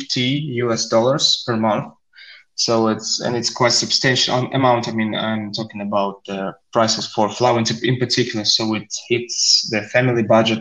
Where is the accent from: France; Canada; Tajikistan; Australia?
Tajikistan; we in Tajikistan